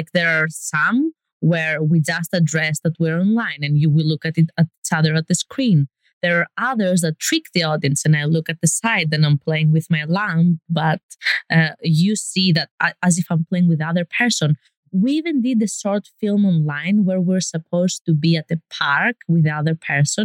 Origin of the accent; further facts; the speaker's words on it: Greece; moved away as an adult; now in Los Angeles, United States; I'm from Greece and living